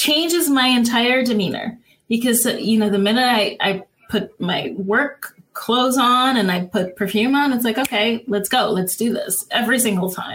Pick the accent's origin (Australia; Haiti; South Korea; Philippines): Haiti; Cap-Haïtien, Nord; also born or lived in Florida, United States / Ohio, United States; now in Los Angeles, United States; growing up in Haiti